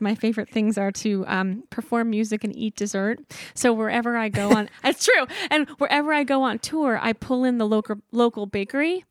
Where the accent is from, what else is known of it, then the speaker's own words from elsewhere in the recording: Columbia, Maryland, United States; moved away as an adult; also born or lived in New York City / Brooklyn; now in Nashville, United States; I I grew up in Columbia, Maryland